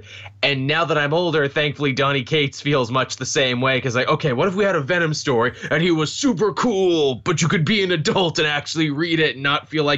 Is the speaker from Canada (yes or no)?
yes; Canada; we Canadians